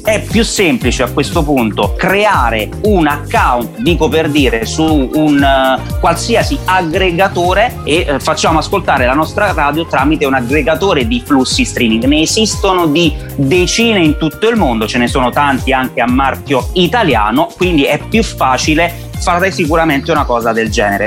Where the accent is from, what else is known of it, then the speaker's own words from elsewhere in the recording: Benevento, Campania, Italy; moved away as an adult; now in Rome, Italy; sono uno che ci tiene parecchio alla propria squadra della mia città d'origine dove non vivo più da vent'anni perché sono romano d'adozione, ma sono sicuramente un tifoso da curva del mio Benevento Calcio.